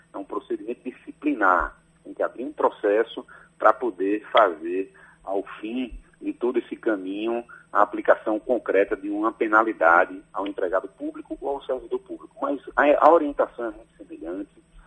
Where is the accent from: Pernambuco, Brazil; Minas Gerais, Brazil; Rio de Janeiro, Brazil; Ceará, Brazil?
Pernambuco, Brazil; Recife; moved away as an adult; also born or lived in Bahia; now in Salvador, Brazil; Nasci em Recife, Pernambuco, mas já estou na Bahia há 12 anos. Obviamente que o sotaque é nossa origem, nossa raiz não perde nunca